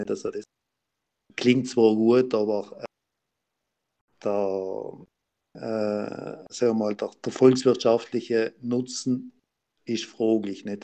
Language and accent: German; Trentino-Alto Adige, Italy; als Südtiroler, als Gemeinde das brauchen, glaube ich jetzt nicht.